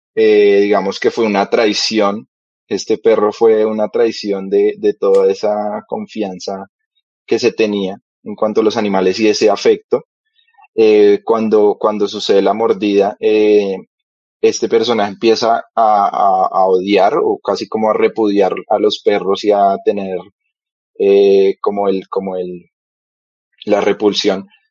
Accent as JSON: {"language": "Spanish", "region": "Bogotá", "country": "Colombia", "tie": "born or raised there", "also_born_or_lived": "Cali", "said": "yo nací en Cali, digamos que fui desterrado de, esa tierra. y eh, me trajeron acá desde muy, muy pequeño a Bogotá, a la capital."}